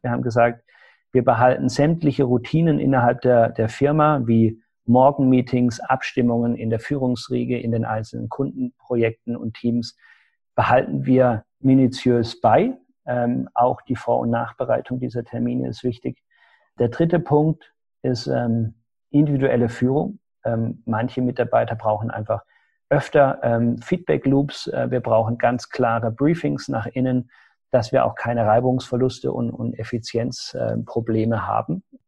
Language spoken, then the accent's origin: German; Germany